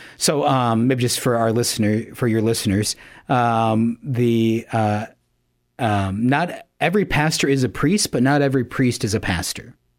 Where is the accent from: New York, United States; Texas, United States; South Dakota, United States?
South Dakota, United States; Yankton; now in Sioux Falls, United States; I'm originally from Yankton, South Dakota, uh, was raised there.